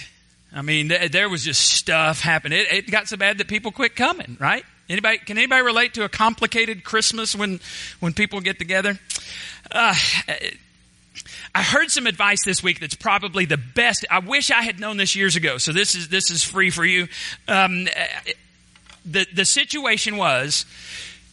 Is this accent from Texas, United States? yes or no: yes; Borger, Texas, United States; moved away as an adult; also born or lived in Waco, Texas; now in Palestine, United States; my hometown, Borger, Texas